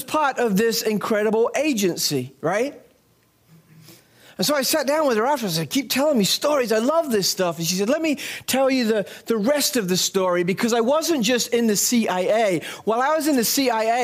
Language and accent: English; England, United Kingdom; moved away; when I was a little boy growing up in England